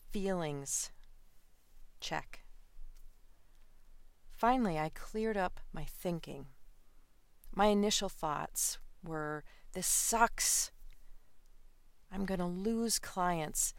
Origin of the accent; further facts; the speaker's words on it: Midwest, United States; I grew up in the Midwest